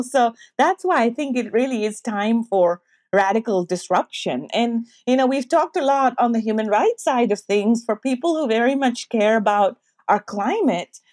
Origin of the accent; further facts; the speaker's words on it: Pakistan; now in United States; I'm Pakistani American. I grew up, you know, in Pakistan